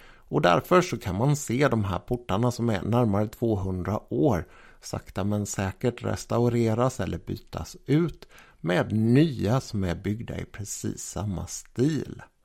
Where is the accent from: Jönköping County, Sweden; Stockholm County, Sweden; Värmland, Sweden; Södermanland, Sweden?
Jönköping County, Sweden; Jönköping; min hemstad, Jönköping